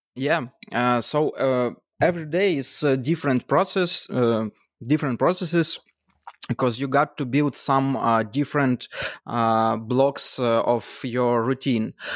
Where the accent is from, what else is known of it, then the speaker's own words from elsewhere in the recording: Kyiv, Ukraine; from, uh, Kyiv, Ukraine.